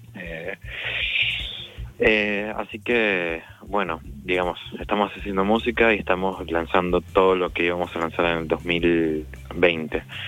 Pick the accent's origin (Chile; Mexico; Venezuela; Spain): Venezuela; moved away as an adult; now in Argentina; soy de Venezuela.